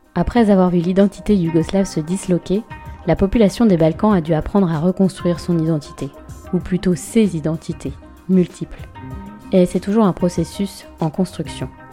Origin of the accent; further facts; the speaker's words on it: France; je suis française, européenne et je vis dans l'Union européenne